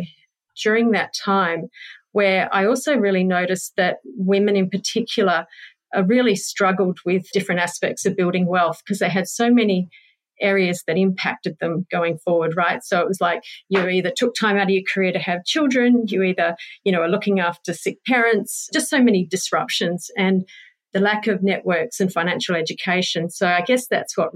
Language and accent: English; New Zealand; moved away as an adult; now in Perth, Australia; I was born in Perth, but spent mainly my teenage years in New Zealand growing up. So that was 10 years in a tiny little town in New Zealand.